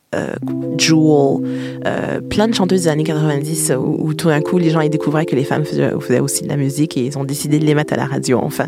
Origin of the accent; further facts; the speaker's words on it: Canada; first language French; moved away as an adult; now in France; j'ai quitté le Canada à 23 ans